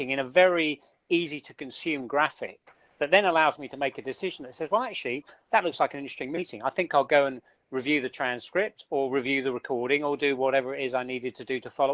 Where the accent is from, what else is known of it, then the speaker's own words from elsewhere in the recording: United Kingdom; accent: southern; my southern accent